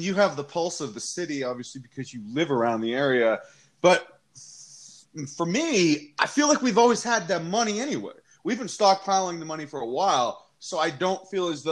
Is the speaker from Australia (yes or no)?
no; United States; I'm an American